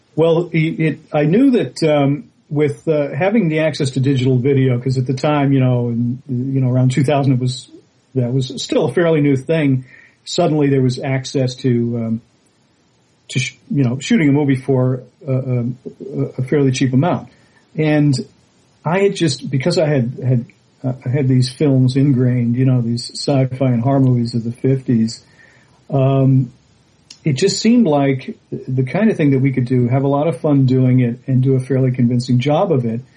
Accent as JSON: {"language": "English", "town": "Boston", "region": "Massachusetts", "country": "United States", "tie": "born or raised there", "said": "I grew up in Boston"}